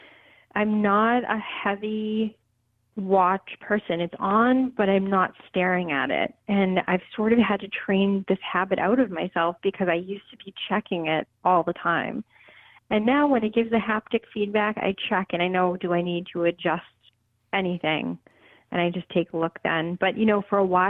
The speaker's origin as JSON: {"language": "English", "town": "Boston", "region": "Massachusetts", "country": "United States", "tie": "born or raised there", "said": "I grew up in Boston"}